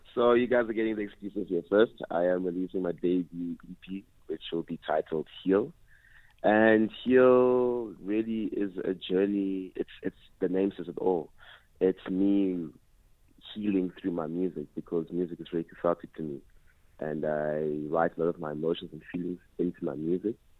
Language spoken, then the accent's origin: English; Port Elizabeth, Eastern Cape, South Africa; now in Johannesburg, South Africa; growing up in Eastern Cape, uh, a lot of traditional elements